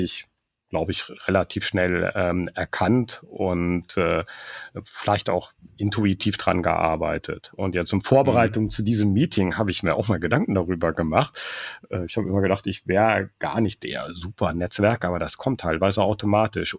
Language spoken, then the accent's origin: German; Germany; wir Deutschen